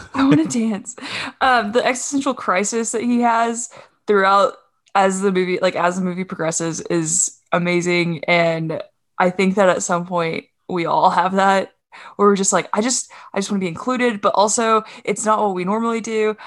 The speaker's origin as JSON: {"language": "English", "town": "Duncan", "region": "Oklahoma", "country": "United States", "tie": "born or raised there", "said": "my hometown of Duncan, Oklahoma"}